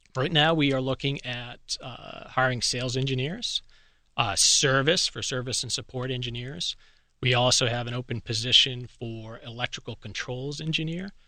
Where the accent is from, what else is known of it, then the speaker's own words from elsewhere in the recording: Boston, Massachusetts, United States; moved away; I was originally from Boston area